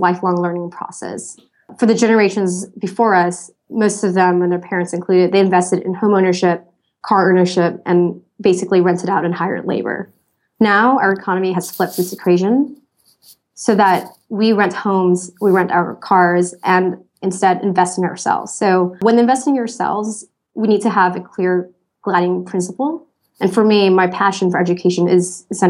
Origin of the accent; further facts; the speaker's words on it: Thailand; moved away as an adult; also born or lived in California / Hong Kong / Singapore / Vietnam; I was born and raised in Thailand to Vietnamese parents